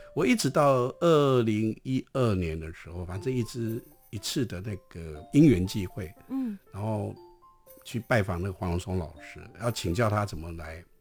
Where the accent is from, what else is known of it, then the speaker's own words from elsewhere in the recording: Pingxi, New Taipei, Taiwan; 我妈妈是平西人，我知，当然我自己也是平西人，我在是。平西出生，我爸爸也是。那因为在平西在那个年代都是矿工的家庭嘛